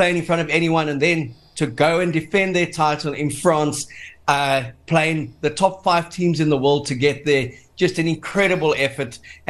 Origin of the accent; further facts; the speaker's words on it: South Africa; you just beamed at being South African